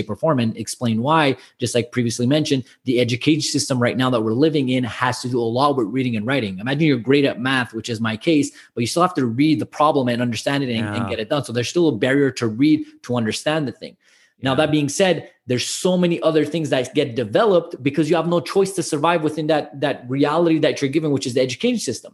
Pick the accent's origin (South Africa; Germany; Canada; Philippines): Canada; Montreal, Quebec; I'm born and raised in Montreal, but both my parents are immigrated here